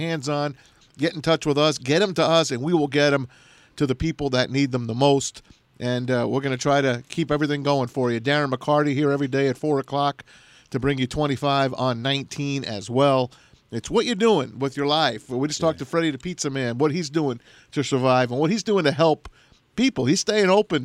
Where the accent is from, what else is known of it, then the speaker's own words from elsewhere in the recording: St. Clair Shores, Michigan, United States; We have the most boats per capita in the USA, right in my hometown